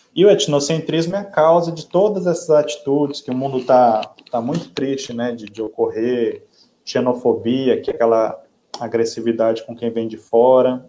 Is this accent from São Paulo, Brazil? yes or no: no; Minas Gerais, Brazil; now in Parintins, Brazil; eu que vim do Sudeste, nasci em Minas Gerais